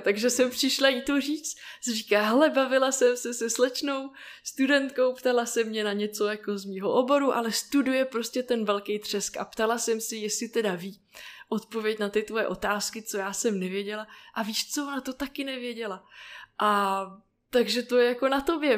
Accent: Plzeň, Plzeň Region, Czechia; jsem se narodila v Plzni

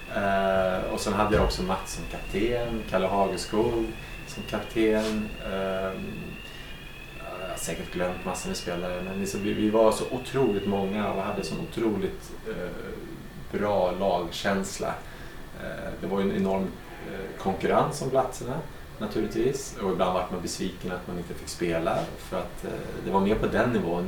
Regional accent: Stockholm, Stockholm County, Sweden; moved away as an adult; also born or lived in Monaco; now in Aix-en-Provence, France; jag är en gammal stockholmare

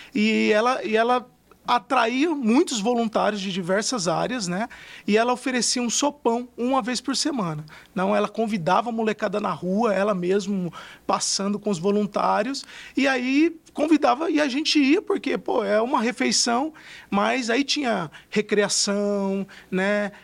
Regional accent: Fernandópolis, São Paulo, Brazil; eu sou do interior de São Paulo, de uma cidade chamada Fernandópolis

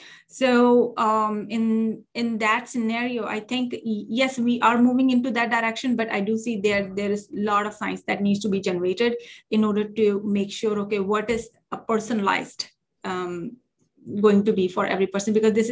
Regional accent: India; now in United States; I came from India, which is called a developing country. And I came to US and the culture is very different over here.

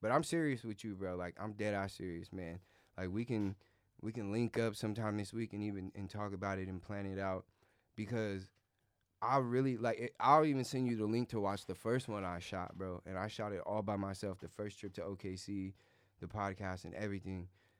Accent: Arizona, United States; We're from Arizona and we're winning.

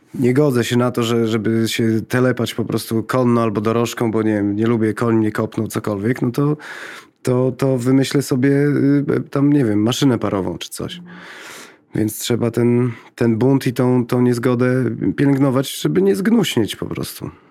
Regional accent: Lublin, Lublin Voivodeship, Poland; jestem z, z Lublina

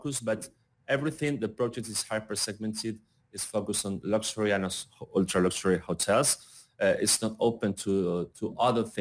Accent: Argentina; I'm from Argentina

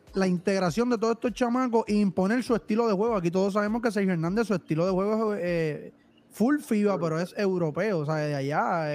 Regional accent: Guaynabo, Puerto Rico; nosotros somos natural de Guaynabo

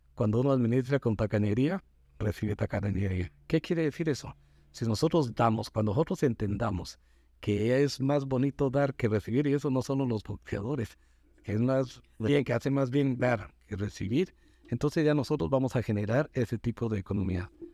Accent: Guatemala; todos somos guatemaltecos.

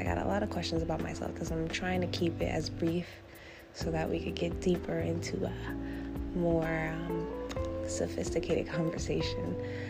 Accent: New Jersey, United States; I'm from New Jersey

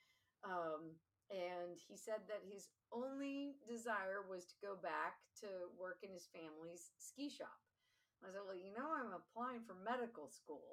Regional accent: Seattle, Washington, United States; now in Pittsburgh, United States; So I grew up in Seattle.

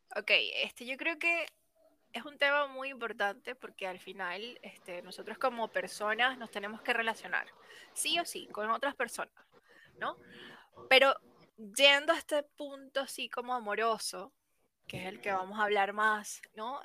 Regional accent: Venezuela; moved away as an adult; now in Chile; yo soy venezolana, pero en este momento me encuentro viviendo en Chile. Llevo ya cinco años, pero soy de Venezuela

